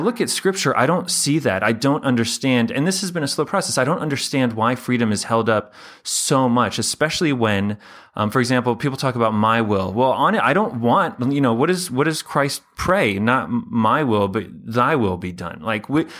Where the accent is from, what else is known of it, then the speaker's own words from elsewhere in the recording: United States; Being American